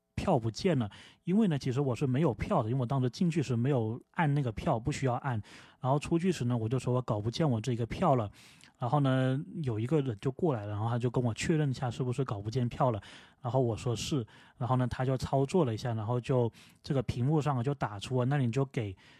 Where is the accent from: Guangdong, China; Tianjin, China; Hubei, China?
Guangdong, China; moved away as an adult; now in United States; 作为广东人呢